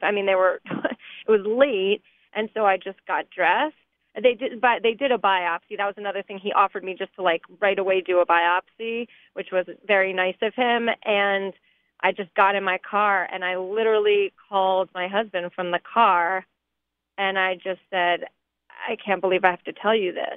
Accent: Allentown, Pennsylvania, United States; growing up in Allentown

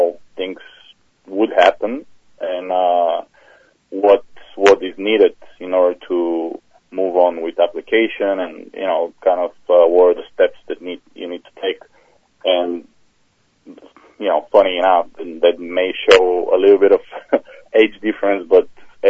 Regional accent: Bulgaria; moved away as an adult; now in United States; Originally born in Bulgaria, finished high school there, and then I decided to come over to the States and finish college

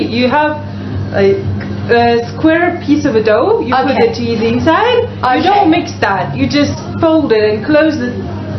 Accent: Belarus; also born or lived in Sweden / Israel; now in Jerusalem, Israel; I was born and raised in Belarus, but then I moved to Sweden. I lived in Sweden and then I moved here, so I've been around.

